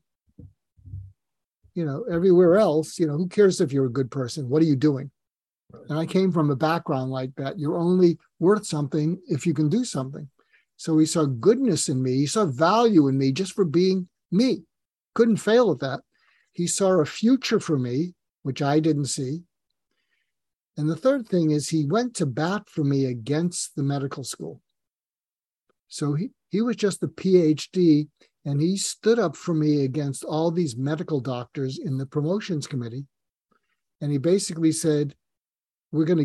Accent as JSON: {"language": "English", "area": "just outside of Boston", "region": "Massachusetts", "country": "United States", "tie": "born or raised there", "moved": "as an adult", "said": "I grew up just outside of Boston."}